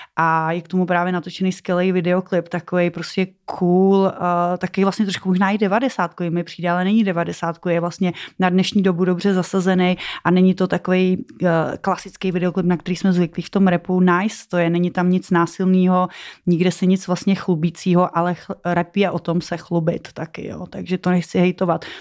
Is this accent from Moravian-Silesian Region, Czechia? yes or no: no; Žatec, Ústí nad Labem Region, Czechia; jsem chodila na koupaliště v Žadci, tyjo, protože pocházím z Žadce